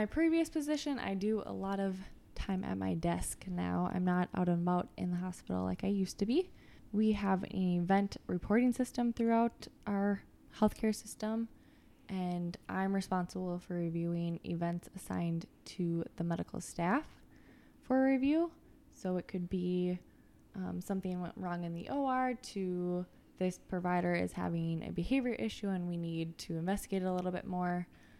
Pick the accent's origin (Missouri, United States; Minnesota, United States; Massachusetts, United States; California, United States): Minnesota, United States; Lakeville; also born or lived in Duluth, Minnesota; I grew up in Lakeville and then went to college at University of Minnesota Duluth.